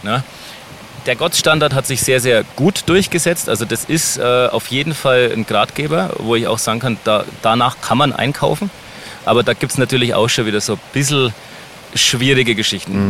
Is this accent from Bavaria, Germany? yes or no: yes; Helmbrechts, Bavaria, Germany; unsere Heimatstadt Helmbrecht